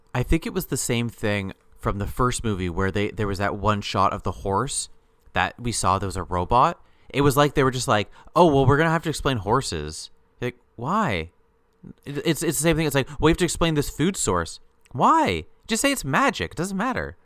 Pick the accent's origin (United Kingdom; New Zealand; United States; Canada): Canada; we're both Canadian